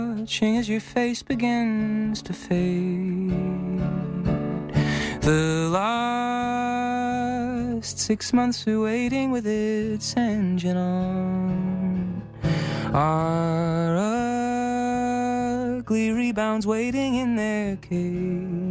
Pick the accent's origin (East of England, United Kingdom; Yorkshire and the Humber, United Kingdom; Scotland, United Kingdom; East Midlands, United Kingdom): East of England, United Kingdom; Essex; now in Leeds, United Kingdom; I'm originally from Essex, but I live in Leeds at the moment in the north of England.